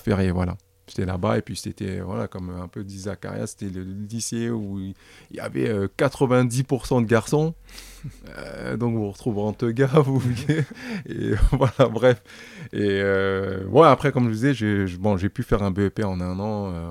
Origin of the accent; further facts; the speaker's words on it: Paris, Île-de-France, France; nous qui avons grandi dans le 19e, qui avons grandi dans le quartier